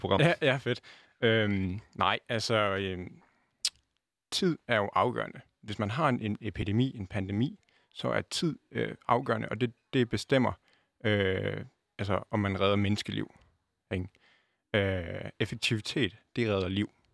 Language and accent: Danish; Denmark; jeg ser mig også selv øh, både som dansker